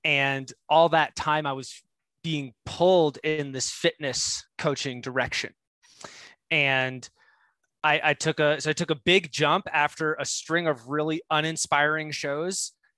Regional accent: New Jersey, United States; New Jersey.

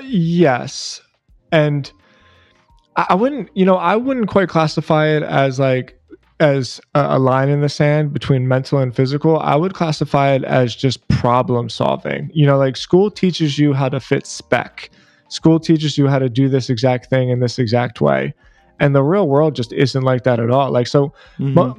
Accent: Philadelphia, Pennsylvania, United States; moved away as an adult; now in South Florida, United States; I was born and raised in Philadelphia

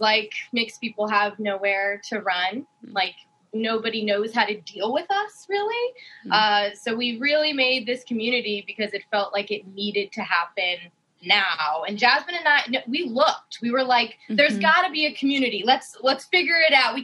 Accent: Las Vegas, Nevada, United States; now in Philadelphia, United States; I'm from Las Vegas, but I am currently in Philadelphia

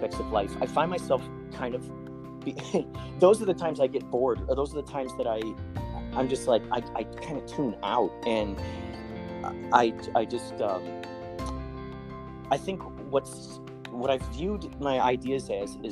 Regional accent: Chicago, Illinois, United States; now in California, United States; when I grew up in Chicago, I was in a few improv groups

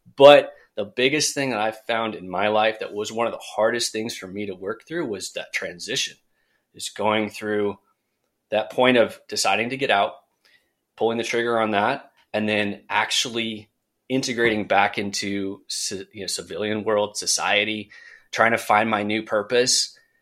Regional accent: Central Coast, California, United States; moved away as an adult; now in Charlotte, United States; back in my hometown in Central Coast, California

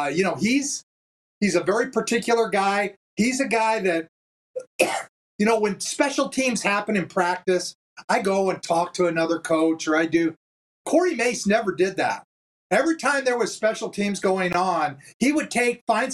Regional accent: California, United States; moved away as an adult; now in Canada; I was always a West Coaster. Down there, born and raised in California.

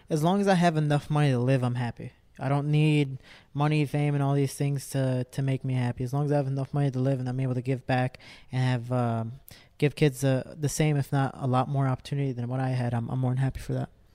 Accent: Cicero, Illinois, United States; I'm a kid from Cicero

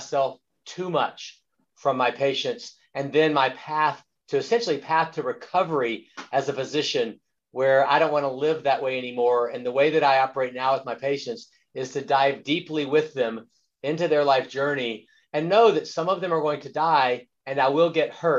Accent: Louisiana, United States; we grew up in the Deep South in Louisiana

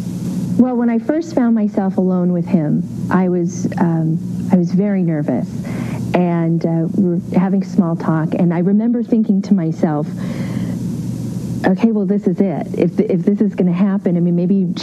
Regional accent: Beverly Hills, California, United States; growing up in Beverly Hills

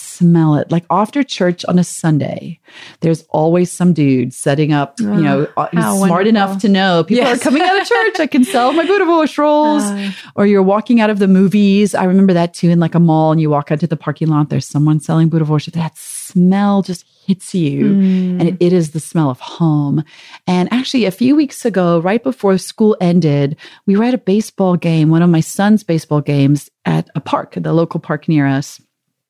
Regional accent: South Africa; moved away; growing up in South Africa, it's actually called, we don't call it a grill or a barbecue. We call it a braai vleis.

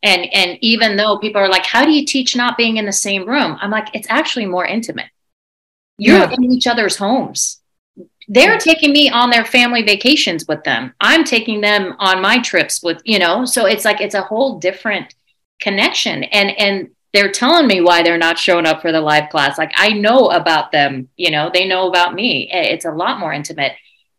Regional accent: Iran; born there; I was born in Iran and didn't know what that even meant.

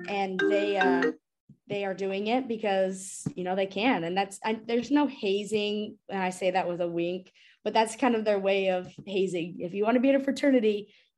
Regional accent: Las Vegas, Nevada, United States; moved away as an adult; also born or lived in Oxford, Mississippi; now in Mississippi, United States; I'm from Las Vegas

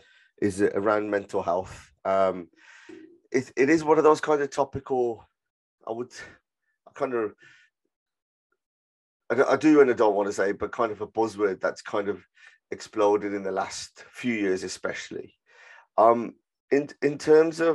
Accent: Birmingham, West Midlands, United Kingdom; I was from Handsworth, living in, family, multi-generational family, then going to university

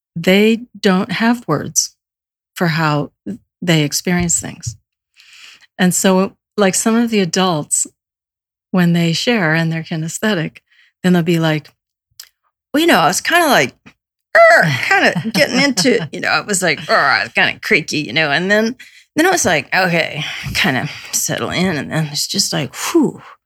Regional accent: Alabama, United States; I was born in Alabama

